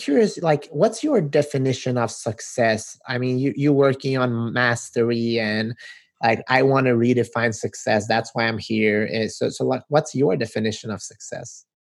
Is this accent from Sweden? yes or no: yes; Sweden; also born or lived in North Macedonia; now in Los Angeles, United States; I grew up in Sweden, but as you can see, I'm originally